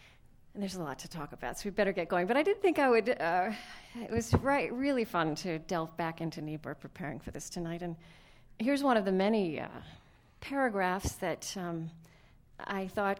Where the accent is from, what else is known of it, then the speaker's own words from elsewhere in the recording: Minnesota, United States; because we came from Minnesota, and like the president, we don't think an ice storm is that big a deal.